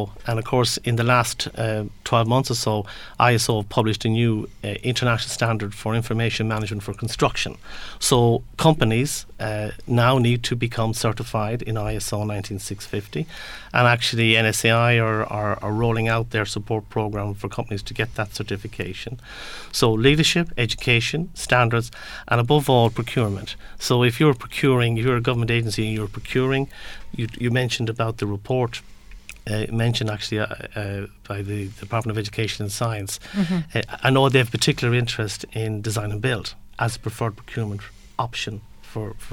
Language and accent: English; Galway, Connacht, Ireland; I'm from Galway